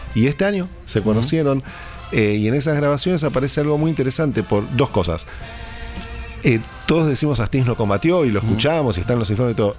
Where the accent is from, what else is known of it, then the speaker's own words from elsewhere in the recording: Argentina; soy director de RAI Argentina al Mundo, que es el servicio internacional de radio de nuestro país